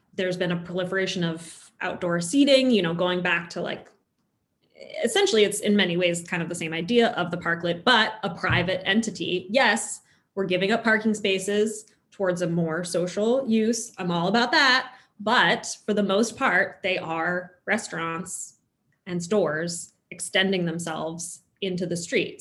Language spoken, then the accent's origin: English; Los Angeles, California, United States; moved away; I grew up in Los Angeles